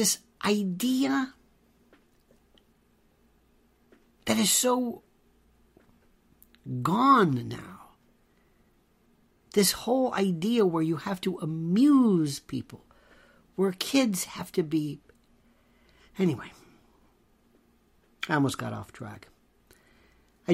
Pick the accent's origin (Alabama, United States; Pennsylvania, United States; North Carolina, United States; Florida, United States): Florida, United States; Tampa; I grew up in Florida. Not Florida. Florida. That's redneck, hot, West Coast, Tampa. Not Tampa Bay, Tampa, Hillsborough County.